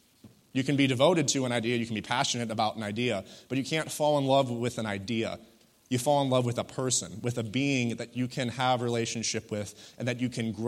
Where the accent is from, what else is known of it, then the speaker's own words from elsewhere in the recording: Wisconsin, United States; You know, even though I wasn't raised here, it kind of feels like a church home to me, you know, home away from home, if you will. I was raised in Wisconsin. You know, this is Michigan, so it's a similar kind of environment.